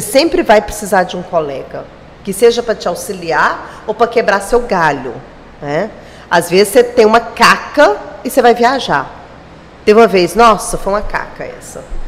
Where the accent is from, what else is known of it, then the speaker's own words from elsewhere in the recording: Minas Gerais, Brazil; moved away as an adult; also born or lived in Uberlândia / Araguaína; now in Gurupi, Brazil; Como eu sou de Minas